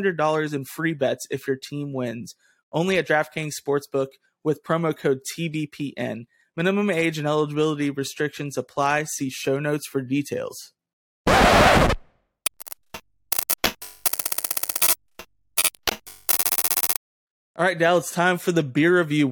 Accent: Georgetown, Kentucky, United States; my hometown of Georgetown, Kentucky

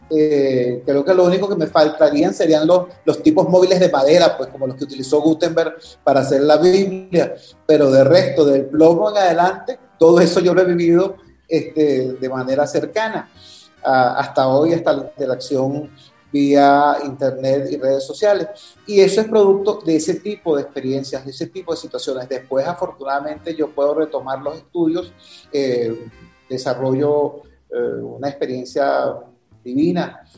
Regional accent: Caracas, Capital District, Venezuela; also born or lived in Valencia, Venezuela; así es como llegamos a Caracas y así es como llegamos a los Magallanes de Catia

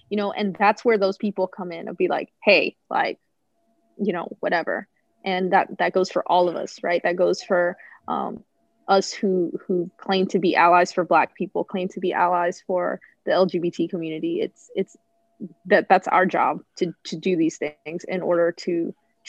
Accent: Southern Louisiana, United States; moved away; I grew up in Southern Louisiana.

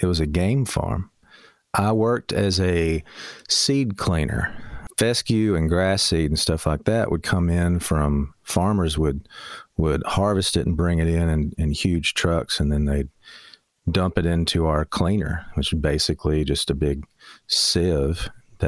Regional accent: Loretto, Tennessee, United States; now in Florence, United States; I was born here in the Shoals and lived here till grade school and then moved up to Loretta.

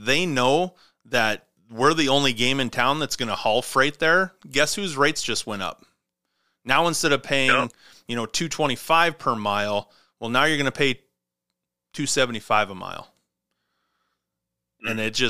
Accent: Montana, United States; I grew up in Montana

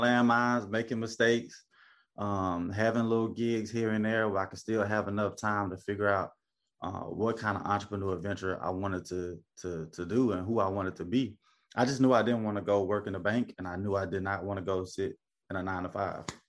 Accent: Memphis, Tennessee, United States; moved away as an adult; now in Charleston, United States; born and raised in Memphis, Tennessee

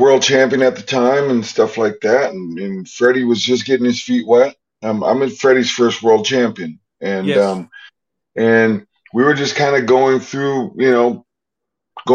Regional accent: North Dakota, United States; also born or lived in Missouri; I'm born in Missouri, but raised in North Dakota.

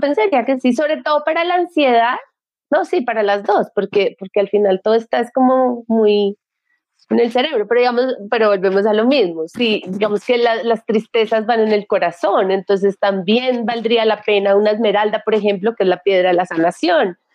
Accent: Bogotá, Colombia; yo fui criada muy tradicionalmente, soy de Bogotá, una familia súper tradicional, colegio súper tradicional

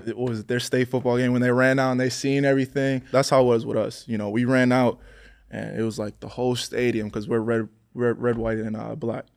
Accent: Pennsylvania, United States; I'm from Pennsylvania

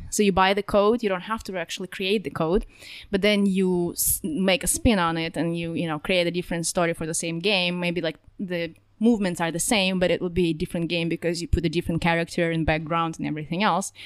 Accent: Russia; moved away as an adult; also born or lived in California; now in Russiaville, United States; I'm actually from Russia. I moved to the United States in twenty ten, so not too long ago. Lived most of my life in Russia.

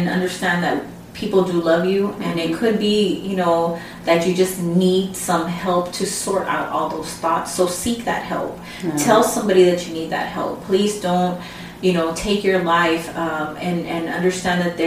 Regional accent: San Antonio, Texas, United States; first language Spanish; English is a second language; I grew up in San Antonio. I'm a Mexican American. Mm-hmm. But growing up, what happened is, like, my first language was Spanish

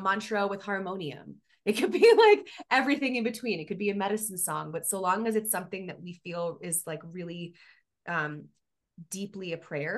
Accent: Miami, Florida, United States; moved away as an adult; now in Colorado, United States; I grew up in Miami

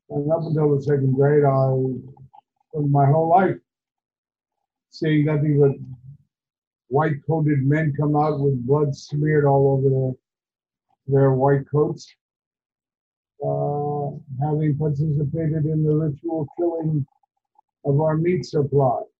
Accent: Kansas City, Kansas, United States; I come from the west bottoms of Kansas City, Kansas, and most people think Kansas City, Missouri we came from Kansas. Across the street from, we lived above the junkyard.

